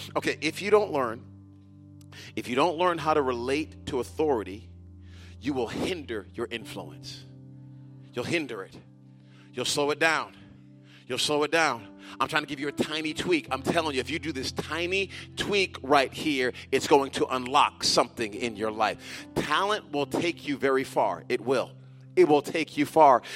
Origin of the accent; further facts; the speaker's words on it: United States; Many of us who are Americans